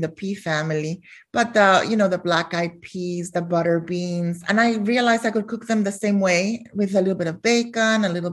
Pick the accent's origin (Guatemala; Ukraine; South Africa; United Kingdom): Guatemala; also born or lived in Philadelphia, United States; now in North Carolina, United States; I was born in Philadelphia. And we moved to Guatemala when I was 5.